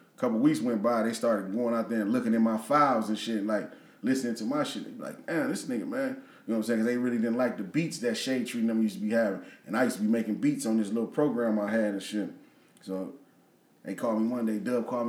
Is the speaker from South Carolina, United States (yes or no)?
no; Peoria, Illinois, United States; also born or lived in Dallas; I'm from Peoria